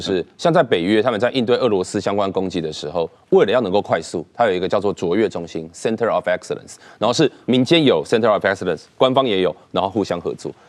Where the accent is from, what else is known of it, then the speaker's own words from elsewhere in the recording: Taiwan; 假设像我自己以前，我也是党国体制下长大的，我也是长期受到国民党的洗脑。